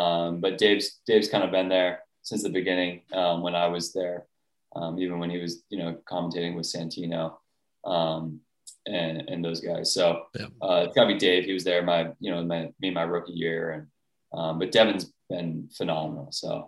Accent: United States; And I'm American.

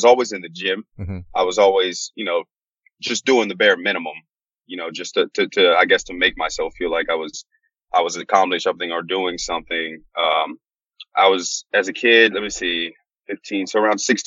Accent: Silver Spring, Maryland, United States; also born or lived in Washington, D.C.; I'm from Washington, D.C. I was born in Washington, D.C. I was actually raised right on the border, downtown Silver Spring, Maryland area

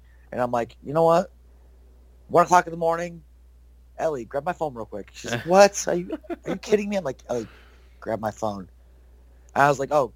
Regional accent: Syracuse, New York, United States; moved away; also born or lived in Florida; I grew up in Syracuse, New York

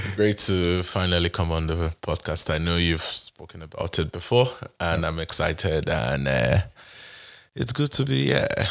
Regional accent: Benin City, Edo, Nigeria; moved away as an adult; now in Atlanta, United States; I was born and raised in Benin, Edo State, Nigeria

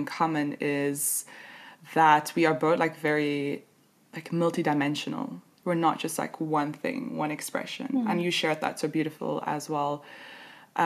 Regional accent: Belgium; I'm originally from Belgium

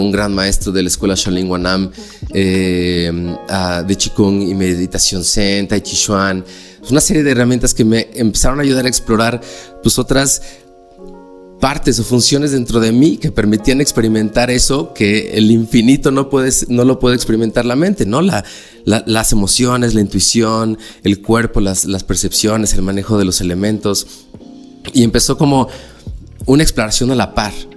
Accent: Mexico City, Mexico; moved away as an adult; also born or lived in Cholula, Puebla; me salí de la Ciudad de México, terminé la prepa y vámonos, me fui a Cholula

